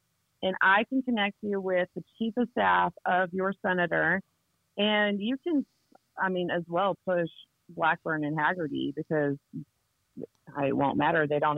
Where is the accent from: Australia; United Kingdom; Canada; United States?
United States; Ohio; So like right now I'm working on Ohio because I came from Ohio. I've lived there a couple times actually.